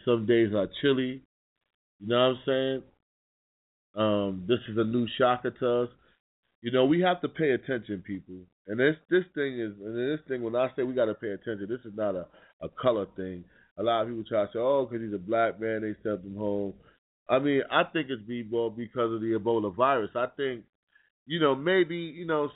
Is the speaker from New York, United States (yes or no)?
yes; New York City, New York, United States; I'm from New York City, Harlem.